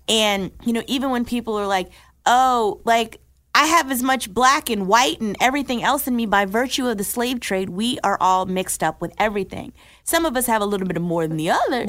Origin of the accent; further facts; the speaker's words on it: Newark, New Jersey, United States; I'm from Newark, New Jersey